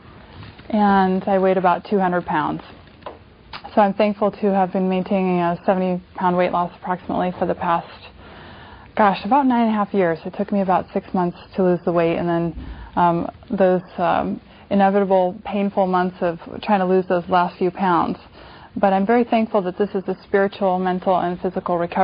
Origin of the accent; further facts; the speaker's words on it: California, United States; when I was a kid growing up in California, being a little bit overweight